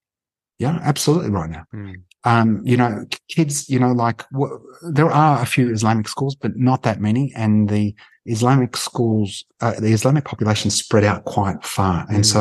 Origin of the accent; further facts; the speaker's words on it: Palestine; And I said, oh, I'm Palestinian. And I said, you know, that's where Jesus is from.